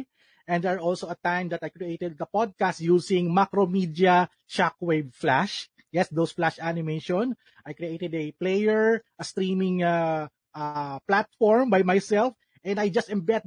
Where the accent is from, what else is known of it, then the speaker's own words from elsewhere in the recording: Calabarzon, Philippines; I'm from Cavite, Philippines